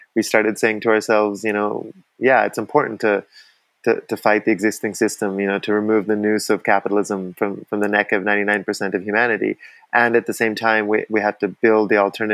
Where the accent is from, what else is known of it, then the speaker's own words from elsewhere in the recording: Vancouver, British Columbia, Canada; now in Costa Rica; I grew up in Vancouver. I was socialized by Canadians.